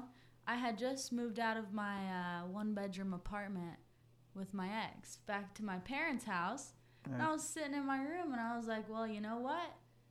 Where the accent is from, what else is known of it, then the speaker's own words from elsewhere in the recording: Monument, Colorado, United States; moved away as an adult; also born or lived in Castle Rock, Colorado; now in Pisgah Forest, United States; I'm from Monument, Colorado.